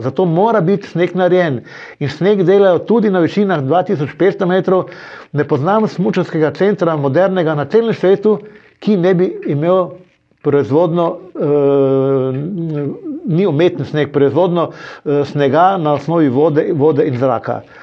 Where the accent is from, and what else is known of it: Maribor, Drava, Slovenia